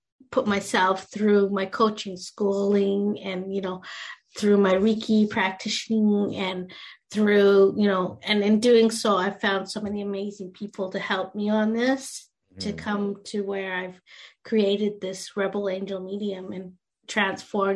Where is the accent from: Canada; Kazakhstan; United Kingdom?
Canada; also born or lived in India; I came from India, and I was adopted into a very white Canadian family, and they were very religious.